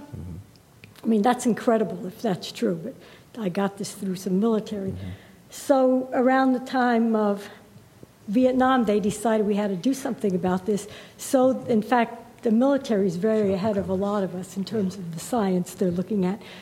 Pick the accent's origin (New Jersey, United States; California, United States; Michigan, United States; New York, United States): New York, United States; as a New Yorker